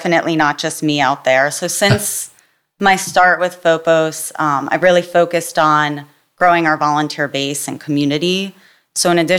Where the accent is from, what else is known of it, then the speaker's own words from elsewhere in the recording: Jackson, New Jersey, United States; also born or lived in Oberlin, Ohio / Philadelphia, Pennsylvania; I grew up in Jackson, New Jersey